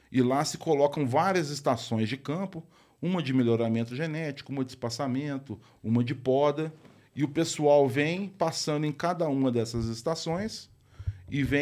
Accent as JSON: {"language": "Portuguese", "region": "Rio de Janeiro", "country": "Brazil", "tie": "born there", "said": "Quando eu nasci, ele morava no Rio de Janeiro, trabalhava no IBC"}